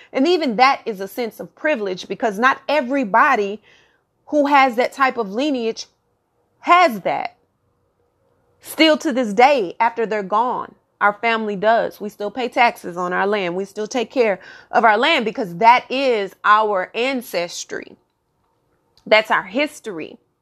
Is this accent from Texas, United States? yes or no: yes; Texas, United States; born and raised in Texas